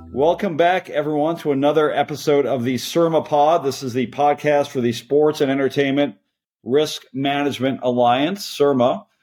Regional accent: Canada; now in United States; as a Canadian myself, as a Canadian immigrant to the United States

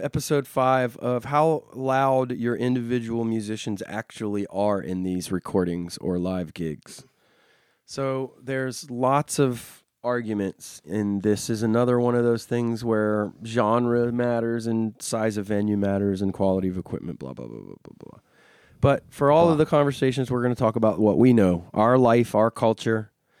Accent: Goose Creek, South Carolina, United States; Joint Base Charleston, which is in my hometown of Goose Creek.

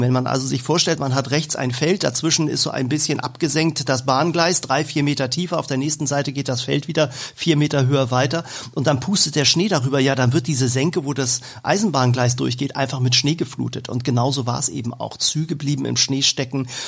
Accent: Hamburg, Germany; bei uns in Hamburg

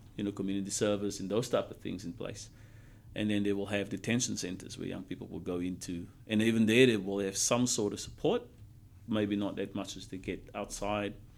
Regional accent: South Africa; moved away as an adult; also born or lived in United States; now in Brisbane, Australia; growing up in South Africa with all the stuff that happened

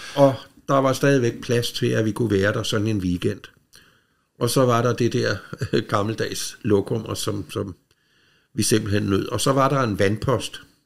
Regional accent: Rødovre, Capital Region of Denmark, Denmark; de havde hus inde i Rødovre, hvor jeg er opvokset.

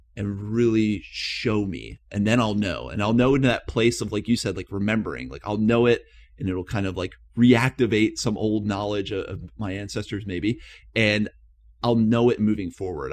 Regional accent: East Coast of the United States, United States; moved away; I'm originally from the East Coast of the United States

